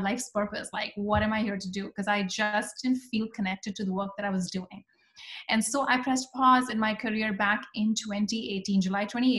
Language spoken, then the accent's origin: English; India; moved away as an adult; I am originally from India, and my journey has been a very typical immigrant journey where I came here for my master's in computer science